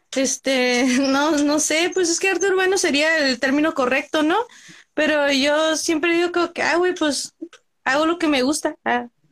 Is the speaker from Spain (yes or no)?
no; Central California, United States; soy del centro de California